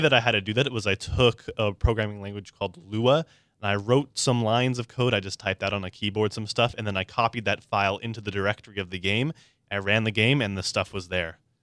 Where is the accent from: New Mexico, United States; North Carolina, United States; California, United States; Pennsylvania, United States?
California, United States; San Diego; I'm a born and raised native, uh, to San Diego, very proud